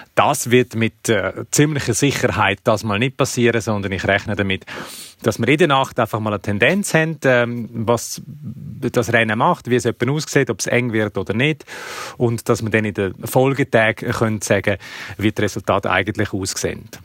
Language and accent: German; Switzerland; bei uns in der Schweiz